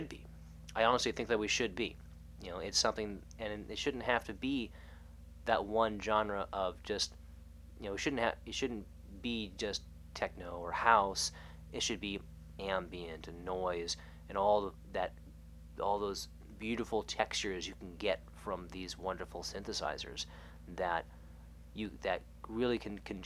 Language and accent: English; United States; being an American, because we don't have that culture out here.